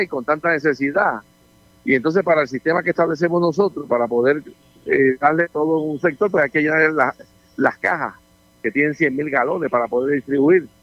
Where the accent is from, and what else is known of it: Puerto Rico